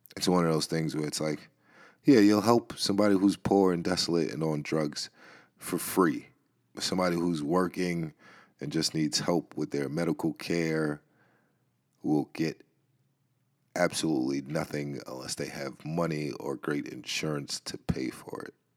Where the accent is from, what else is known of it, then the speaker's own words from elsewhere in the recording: New York City, New York, United States; I grew up in the Bronx